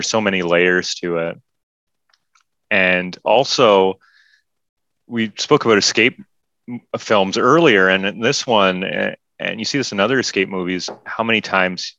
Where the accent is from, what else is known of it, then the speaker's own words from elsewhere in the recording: Canada; as a Canadian